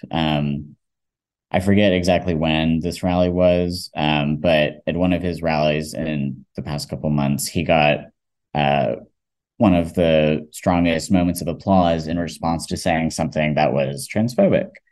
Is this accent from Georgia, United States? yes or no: yes; Georgia, United States; I, I was, grew up in Georgia and also growing up in the South as a trans person